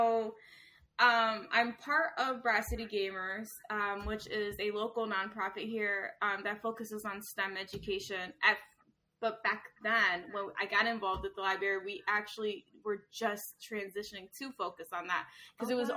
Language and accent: English; Danbury, Connecticut, United States; moved away as an adult; now in Waterbury, United States; I grew up in Danbury, and I moved to Waterbury